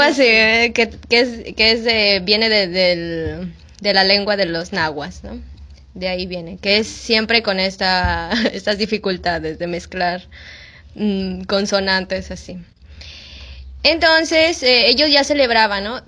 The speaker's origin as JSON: {"language": "Spanish", "country": "Mexico", "moved": "as an adult", "lives_now": "Peru", "said": "soy mexicana"}